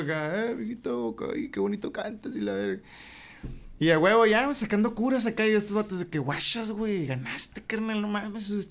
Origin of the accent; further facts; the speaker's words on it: Hermosillo, Sonora, Mexico; Yo soy de Jesús García, güey. Salías de Jesús García, Leí 57.